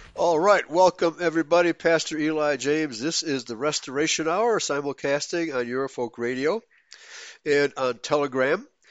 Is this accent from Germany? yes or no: yes; Germany; I was born in Germany in nineteen forty-six